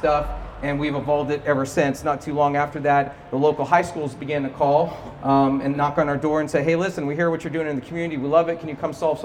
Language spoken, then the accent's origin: English; Cedar Park, Texas, United States; my hometown, Cedar Park, Texas